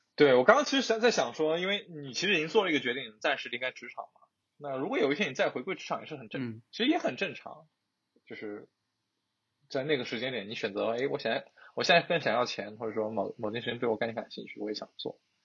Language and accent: Chinese; Jiangxi, China; 我们江西人就是 L 和 N 是分不清的